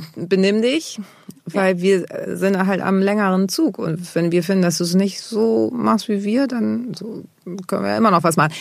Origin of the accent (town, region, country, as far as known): Germany; born or raised there